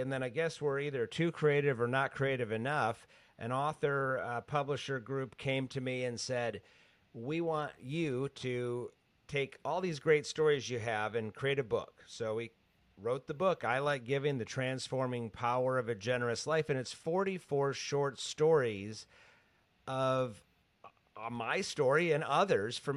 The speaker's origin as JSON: {"language": "English", "town": "Grand Rapids", "region": "Michigan", "country": "United States", "tie": "born or raised there", "said": "I grew up in Grand Rapids, Michigan"}